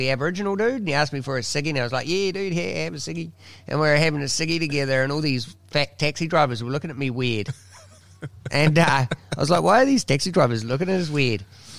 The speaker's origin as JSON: {"language": "English", "country": "New Zealand", "said": "being a Kiwi from the countryside"}